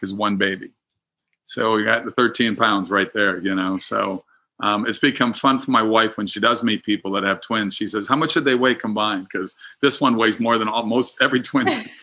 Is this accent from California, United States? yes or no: no; Minnesota, United States; moved away; I'm from Minnesota originally